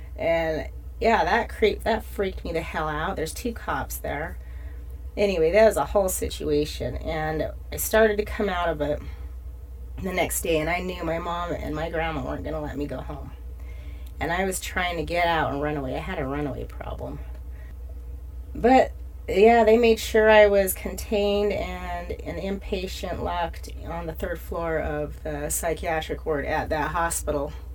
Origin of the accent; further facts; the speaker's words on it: Price, Utah, United States; now in Salt Lake City, United States; my chaos began in Price, Utah, which is my way of saying I was born in Price.